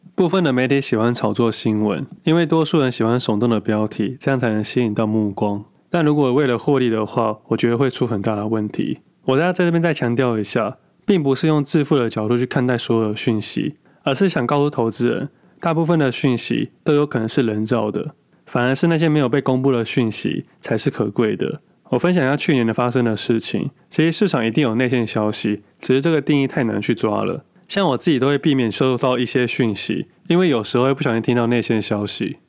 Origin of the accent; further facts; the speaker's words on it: Taipei, Taiwan; also born or lived in Qingpu, Taoyuan; 我的老家台北